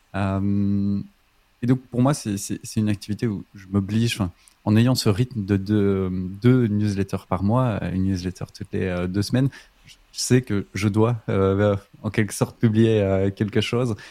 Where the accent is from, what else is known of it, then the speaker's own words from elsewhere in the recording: Belgium; je suis belge